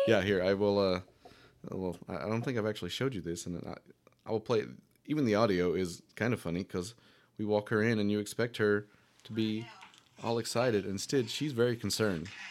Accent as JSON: {"language": "English", "town": "Powhatan", "region": "Virginia", "country": "United States", "tie": "born or raised there", "said": "growing up in Powhatan"}